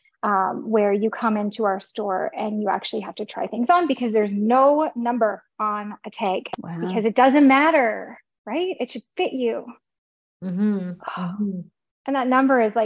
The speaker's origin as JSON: {"language": "English", "town": "St. Albert", "region": "Alberta", "country": "Canada", "said": "I'm from St. Albert"}